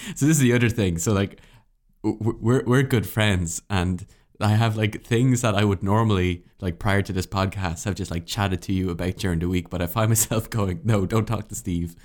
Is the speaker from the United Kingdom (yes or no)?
no; Ireland; being an Irish citizen